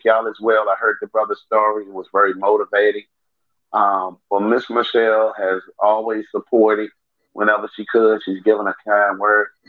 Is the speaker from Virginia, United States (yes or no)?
yes; Richmond, Virginia, United States; now in New York, United States; I'm originally born and raised in Richmond, Virginia